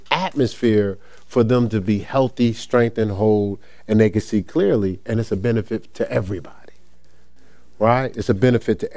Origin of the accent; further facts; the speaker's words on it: Newark, New Jersey, United States; I came from Newark, New Jersey